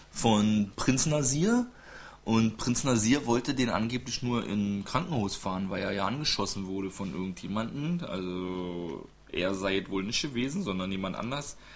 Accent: Munich, Bavaria, Germany; Und ich bin aus München

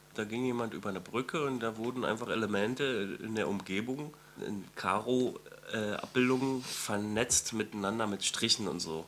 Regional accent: East Germany, Germany; ich bin selber ein Ossi

